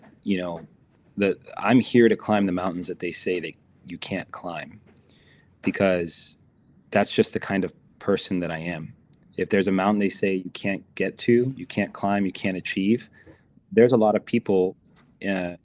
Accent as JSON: {"language": "English", "country": "United States", "said": "as an American player"}